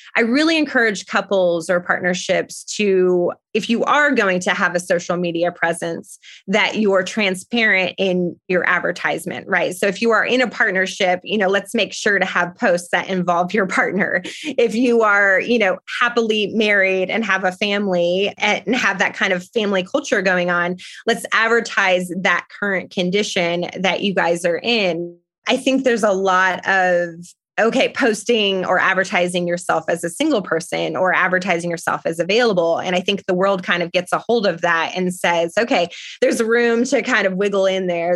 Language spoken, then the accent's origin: English; Parker, Colorado, United States; moved away as an adult; also born or lived in France; now in Tucson, United States; I was born and raised in Parker, Colorado